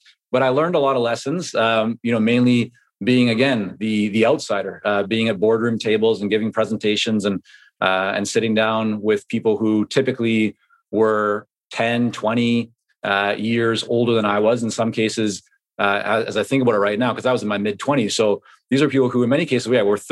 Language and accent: English; Vancouver, British Columbia, Canada; English is a second language; also born or lived in Toronto, Canada / Israel; growing up in Vancouver, you have a lot of influence from Asia